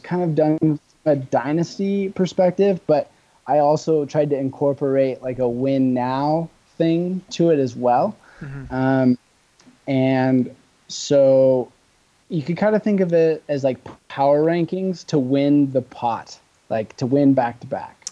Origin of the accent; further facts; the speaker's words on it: Bellingham, Washington, United States; Taylor went to my high school actually. Oh. In Bellingham